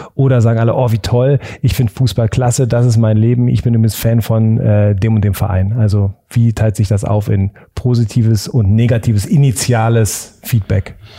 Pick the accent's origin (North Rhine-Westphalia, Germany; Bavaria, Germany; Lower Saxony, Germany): Lower Saxony, Germany; Hanover; Ich als Hannoveraner